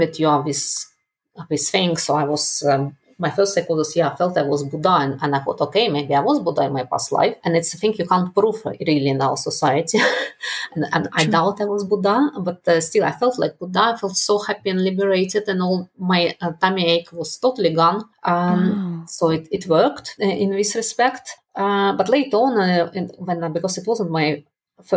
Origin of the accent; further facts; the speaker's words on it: Russia; moved away as an adult; also born or lived in Netherlands / United Kingdom; I was brought up in Russia